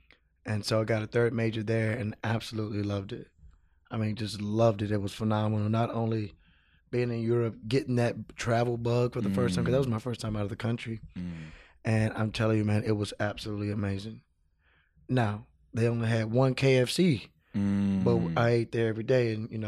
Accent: Houston, Texas, United States; moved away as an adult; also born or lived in Dallas, Texas / San Francisco, California; I'm originally from Houston.

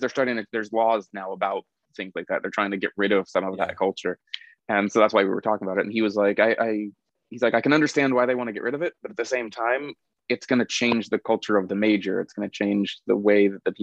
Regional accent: United States; moved away as an adult; now in South Korea; I'm an American

